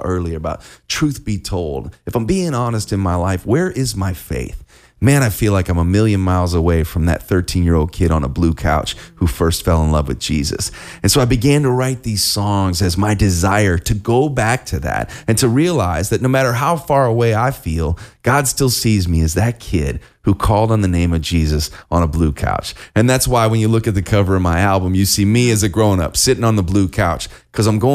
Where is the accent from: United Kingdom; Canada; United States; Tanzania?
United States; Chicago, Illinois; I grew up in the Chicago suburbs